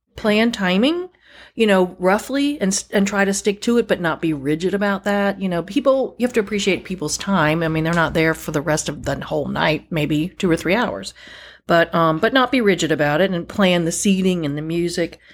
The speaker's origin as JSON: {"language": "English", "region": "Northern Virginia", "country": "United States", "tie": "born or raised there", "moved": "as an adult", "lives_now": "North Carolina, United States", "said": "I grew up in Northern Virginia, which is really not part of the South"}